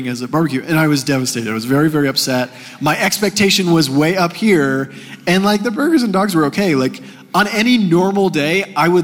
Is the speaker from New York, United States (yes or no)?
no; Texas, United States; moved away as an adult; now in Colorado, United States; growing up in Texas